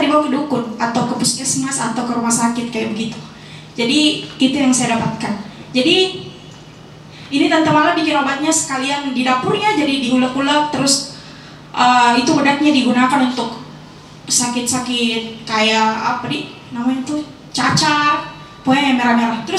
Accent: South Sulawesi, Indonesia; saya refleksi juga pengalamanku di rumah di kampung saya di Luwu.

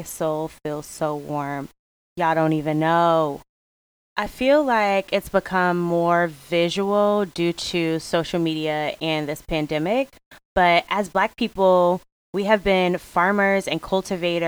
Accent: Hartford, Connecticut, United States; I am from the East Coast, New England, well, Hartford, Connecticut to be exact

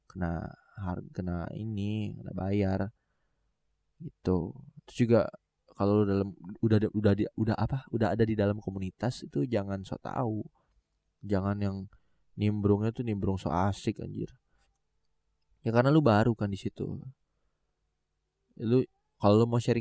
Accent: Tangerang, Banten, Indonesia; gua itu ada di dalam komunitas potret Tangerang kalau nggak salah iya potret Tangerang karena gue orang Tangerang gitu

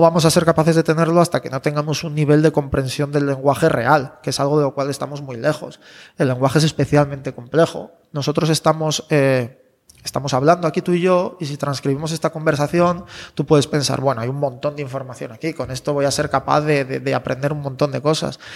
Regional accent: León, Castile and León, Spain; moved away; yo soy de León

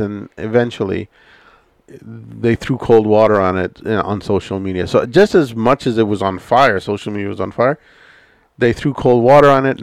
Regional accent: Canada; It's one of the beauties about being Canadian

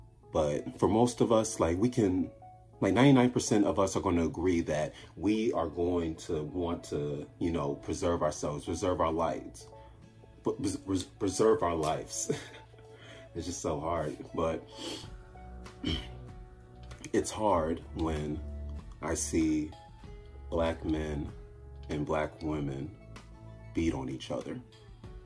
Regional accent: Chicago, Illinois, United States; me growing up in Chicago

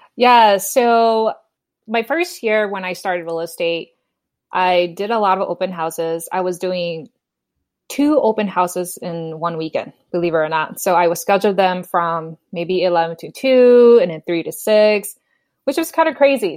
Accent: Minnesota, United States; moved away as an adult; also born or lived in Bay Area, California; now in San Jose, United States; I was born and raised in Minnesota, so after I got my bachelor's degree, I moved to the Bay Area

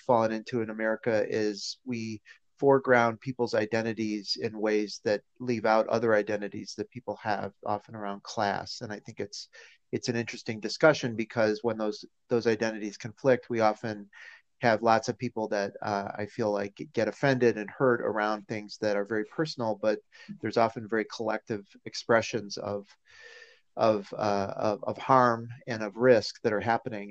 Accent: Chicago, Illinois, United States; I grew up uh, in and around Chicago

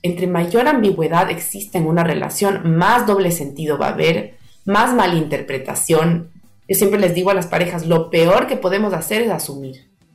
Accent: Ecuador; yo soy ecuatoriana

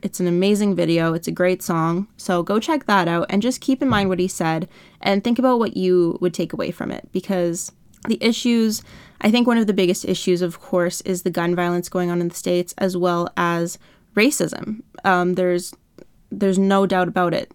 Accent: Canada; I'm from Canada

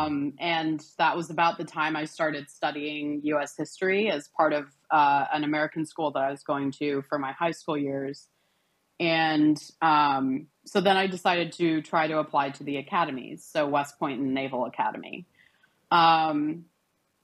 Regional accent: Cairo, Cairo Governorate, Egypt; moved away as an adult; now in United States; born and raised in Cairo, Egypt

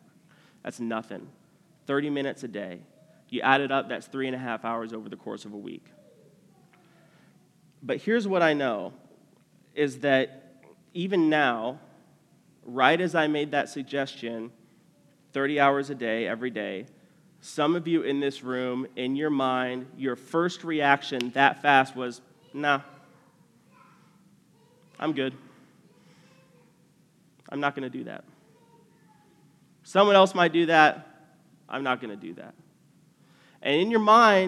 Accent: United States; especially for us as American people

